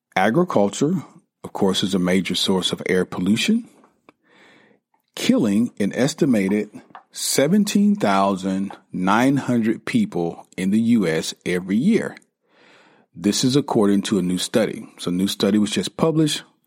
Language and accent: English; South Carolina, United States; I grew up in South Carolina